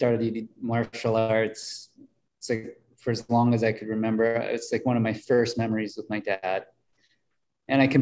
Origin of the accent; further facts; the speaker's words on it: Mankato, Minnesota, United States; I grew up in Mankato, Minnesota, population, I think it was 30,000 people